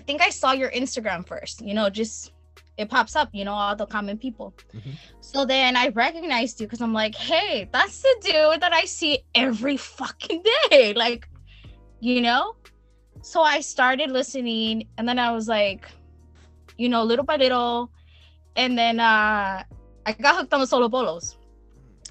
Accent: Wilmington, United States; we grew up in Wilmington, we're from the same city

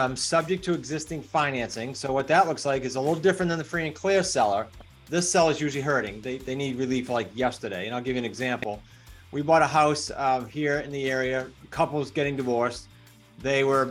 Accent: New England, United States; I'm from New England, so I talk fast.

